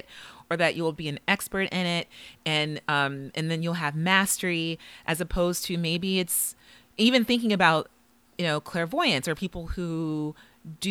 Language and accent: English; Los Angeles, California, United States; Los Angeles, which is also my hometown